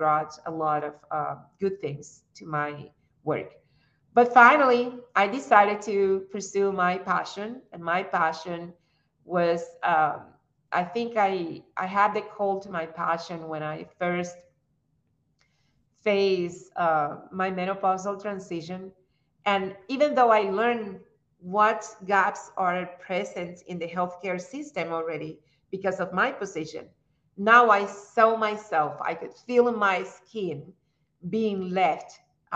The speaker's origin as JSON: {"language": "English", "country": "Cuba", "also_born_or_lived": "Russia", "second_language": "English", "moved": "as an adult", "lives_now": "United States", "said": "We are defined more like Cubans than by race"}